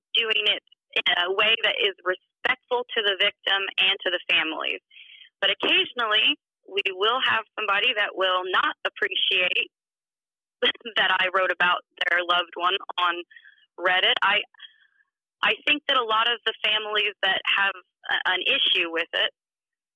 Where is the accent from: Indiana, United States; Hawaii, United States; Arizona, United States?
Indiana, United States; it's where I'm from, I'm local to the area, and it's my home state